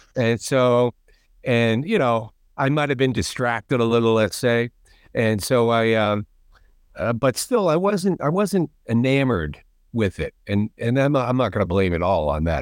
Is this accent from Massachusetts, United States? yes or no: yes; outside of Boston, Massachusetts, United States; I grew up right outside of Boston